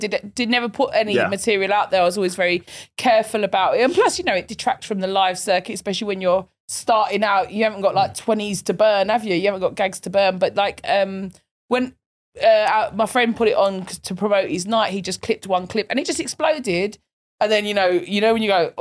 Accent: London, United Kingdom; I'm from East London

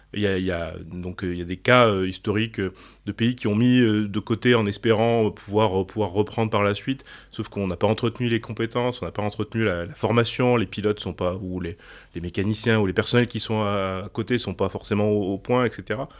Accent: France; en tant que Français

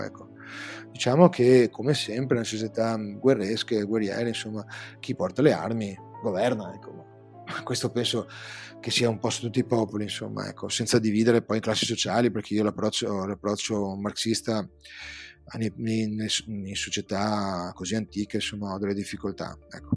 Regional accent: Venice, Veneto, Italy; accent: Veneto; sono veneziano

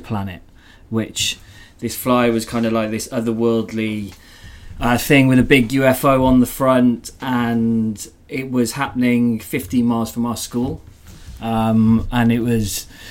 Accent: Wales, United Kingdom; growing up in Wales, there was definitely more dancing in fields than dancing on dance floors

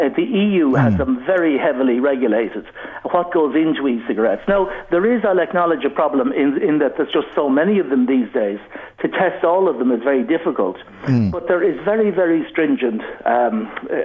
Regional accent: Ireland; growing up in Ireland years ago, I started smoking at 14

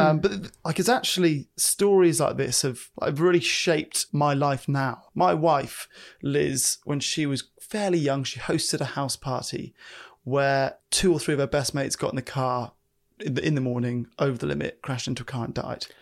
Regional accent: United Kingdom; I'm British

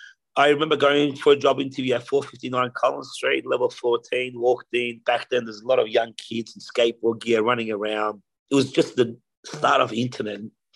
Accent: Australia; also born or lived in Tehran, Iran; So I was born in Iran, in Tehran, in Iran. At the age of 10, I migrated to Australia with my mum and sister. We basically came here for a better life.

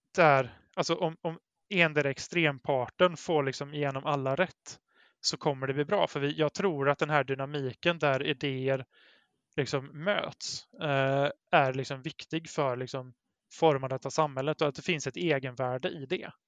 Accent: Brålanda, Västra Götaland, Sweden; now in Gothenburg, Sweden; i Brålanda där jag växte upp

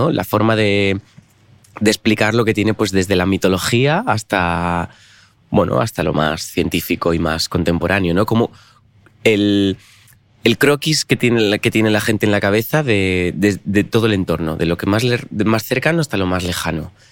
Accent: Rodiezmo, Castile and León, Spain; En la casa donde estábamos de pequeños en, en Rodiezmo no había sofá ni había, había la cocina o un salón con sillas.

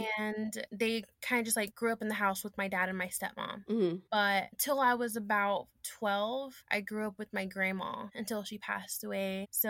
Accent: Fort Worth, Texas, United States; moved away as an adult; now in Dallas, United States; I'm originally from Fort Worth, Texas, but I've been living in Dallas for 7 years.

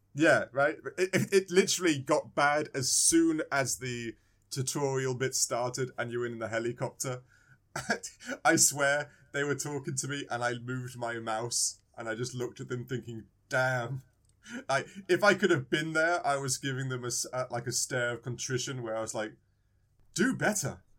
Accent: England, United Kingdom; I was born in England.

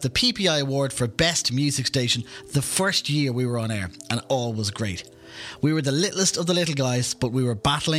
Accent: Dún Laoghaire, Leinster, Ireland; my hometown of Dunleary

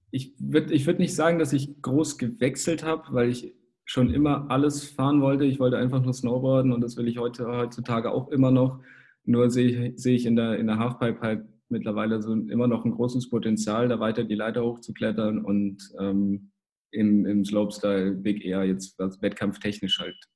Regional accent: Kempten, Bavaria, Germany; also ich komme ja aus dem Allgäu, aus Kempten

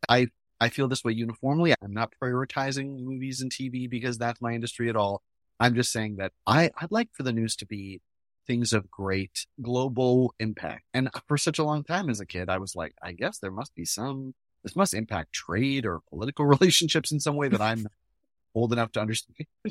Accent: New Hampshire, United States; we grew up in New Hampshire

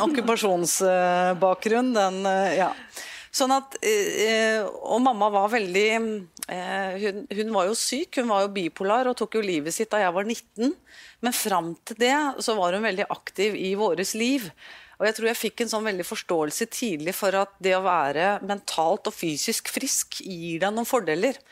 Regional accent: Norway; jeg er nordmann

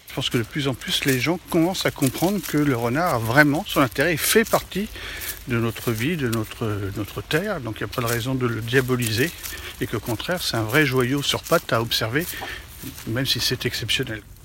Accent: France; on est français

